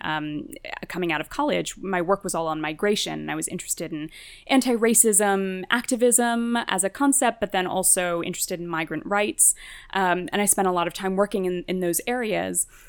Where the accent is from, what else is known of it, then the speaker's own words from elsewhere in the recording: New Jersey, United States; also born or lived in Sweden; I grew up in New Jersey, the, the kid of Indian immigrants